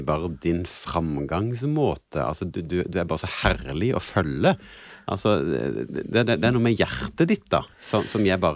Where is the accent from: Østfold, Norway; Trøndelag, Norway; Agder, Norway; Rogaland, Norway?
Rogaland, Norway; Ålgård; Altså, jeg er født og oppvokst eh, i, på Ålgårda.